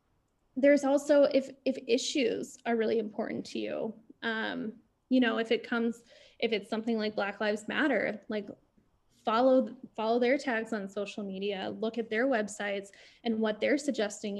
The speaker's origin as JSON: {"language": "English", "region": "Illinois", "country": "United States", "tie": "born or raised there", "said": "growing up in Illinois"}